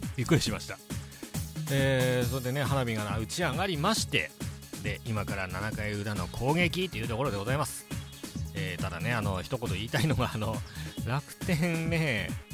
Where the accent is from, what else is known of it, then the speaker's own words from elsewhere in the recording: Ishinomaki, Miyagi, Japan; 僕もあの、地元が石巻